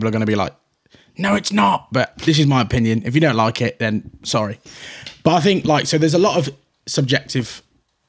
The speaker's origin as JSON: {"language": "English", "town": "Shrewsbury", "region": "West Midlands", "country": "United Kingdom", "said": "I was very young, and to be from Shrewsbury and trying to be a rapper"}